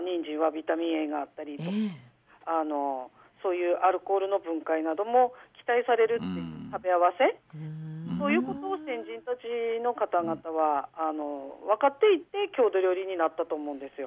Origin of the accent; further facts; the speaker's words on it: Goshogawara, Aomori, Japan; 五所川原出身